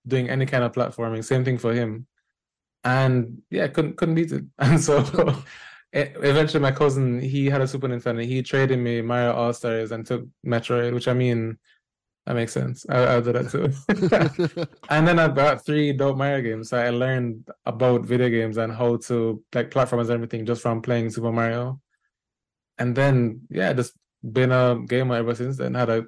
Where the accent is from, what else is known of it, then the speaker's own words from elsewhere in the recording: Jamaica; now in New York, United States; I'm a Jamaican born and raised game developer, currently living in New York.